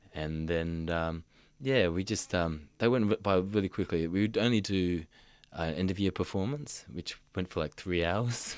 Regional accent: Mission Beach, Queensland, Australia; moved away; growing up in Mission Beach, I did feel isolated from my people

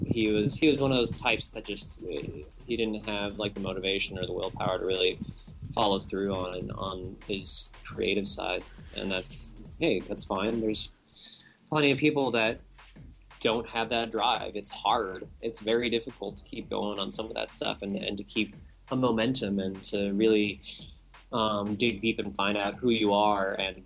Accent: California, United States; also born or lived in Hawaii; oh, I was from Hawaii and I grew up in California, I must surf.

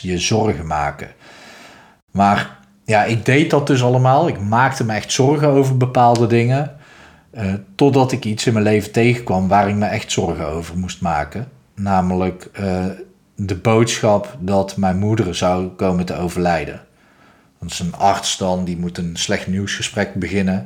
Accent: North Brabant, Netherlands; zoals je hoort, ik kom uit Brabant

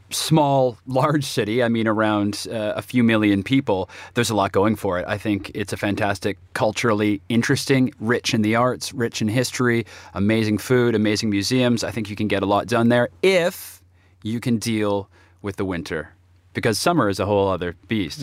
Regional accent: Toronto, Ontario, Canada; my hometown, Toronto

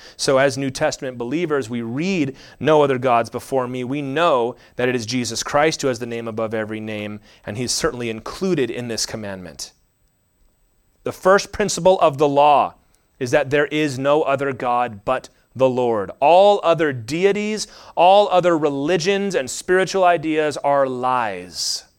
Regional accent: United States; I'm just an American, so that's kind of sprinkling all over all

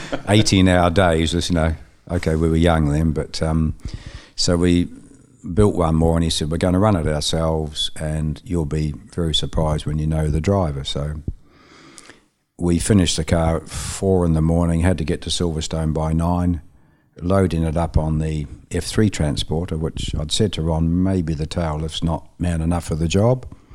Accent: Dunedin, Otago, New Zealand; moved away as an adult; also born or lived in Auckland, New Zealand; now in United Kingdom; move to Auckland from my hometown Dunedin

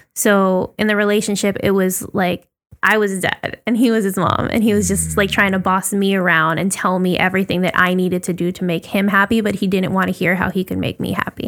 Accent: Puerto Rico; growing up in Puerto Rico the way that we did

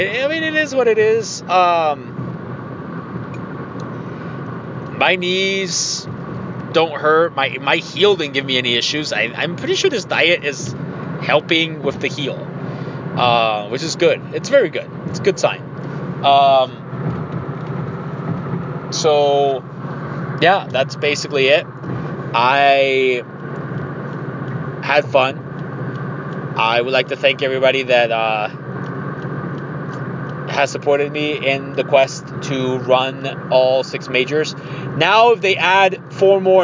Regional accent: Mexico; now in Ohio, United States; I'm from Mexico. I'm as Mexican as it gets.

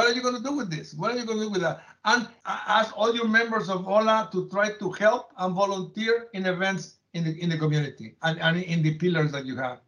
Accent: Mexico; moved away as an adult; now in United States; When I was growing up in Mexico

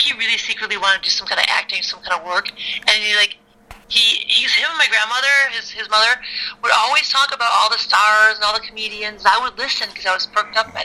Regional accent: Chicago, Illinois, United States; I grew up in South Side of Chicago.

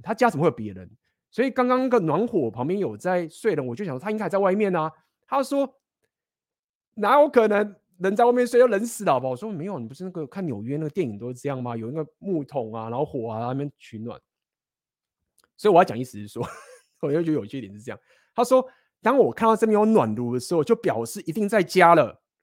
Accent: Taiwan; 我们台湾人

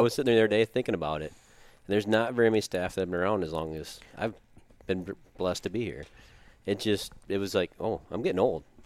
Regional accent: Watertown, South Dakota, United States; I grew up here in Watertown

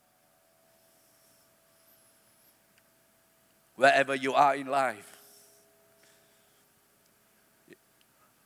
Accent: Alor Setar, Kedah, Malaysia; I'm from Alostar

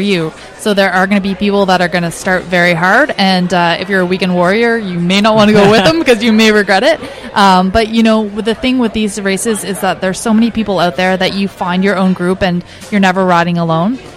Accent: New Brunswick, Canada; now in Kamloops, Canada; I grew up in New Brunswick

